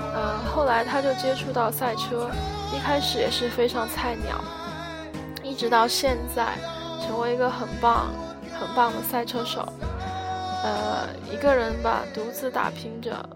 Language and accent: Chinese; Guiyang, Guizhou, China; 我是贵阳人，贵州贵阳，对，就是出茅台酒的那个贵州。呃，我们这里也没有很偏僻啦，我还是住在城市里面的